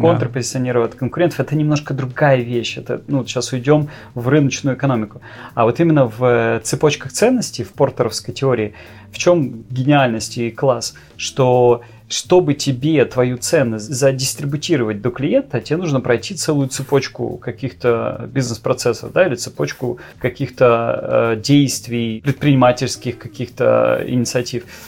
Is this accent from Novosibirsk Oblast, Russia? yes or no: yes; Novosibirsk, Novosibirsk Oblast, Russia; also born or lived in Israel; из Новосибирского Клемгородка.